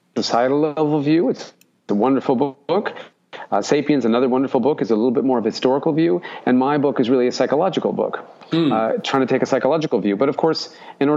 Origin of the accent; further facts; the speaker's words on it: Alaska, United States; now in Brisbane, Australia; I grew up in Alaska, so it was cold my entire childhood